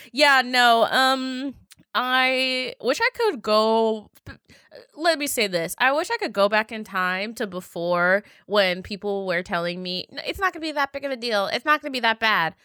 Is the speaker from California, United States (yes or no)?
no; Seattle, Washington, United States; I was from Seattle